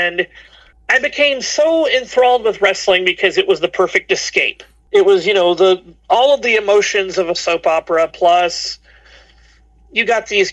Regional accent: Chattanooga, Tennessee, United States; I get to get away from Chattanooga for a while.

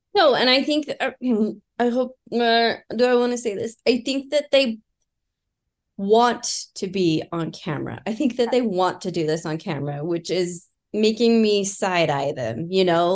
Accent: Utah, United States; accent: Utah; We're from Utah

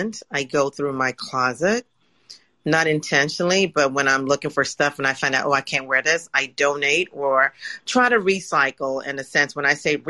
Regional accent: England, United Kingdom; moved away; I grew up in England too.

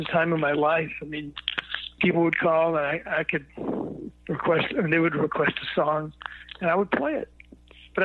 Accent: Memphis, Tennessee, United States; I was born in Memphis, Tennessee.

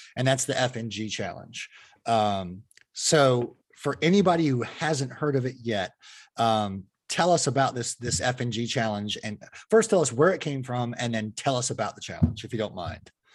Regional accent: Fremont, California, United States; I grew up in the Fremont area, which is uh, opposite of the bay from San Francisco

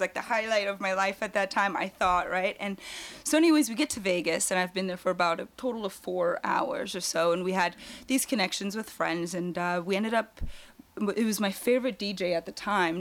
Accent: Germany; now in California, United States; originally I'm actually from Germany

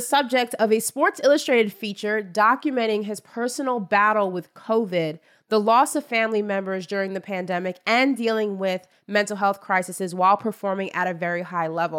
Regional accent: New York, United States; I'm from New York and that is what we do.

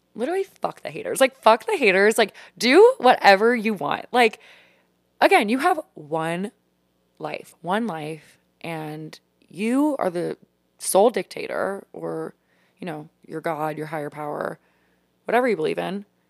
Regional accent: Louisiana, United States; moved away as an adult; now in Washington, D.C., United States; Coming from the deep south of Louisiana, I honestly never thought that I would leave.

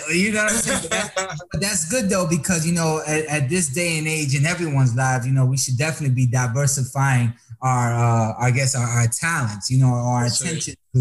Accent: Dominican Republic; also born or lived in Tampa, Florida; Dominicano here

